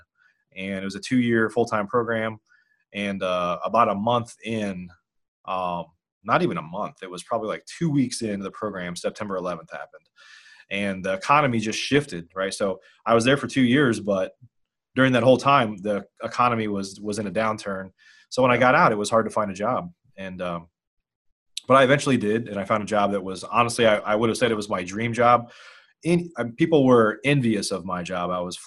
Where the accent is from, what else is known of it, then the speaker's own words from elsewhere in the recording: Illinois, United States; moved away as an adult; also born or lived in Chicago, Illinois; now in Dallas, United States; I grew up in Illinois.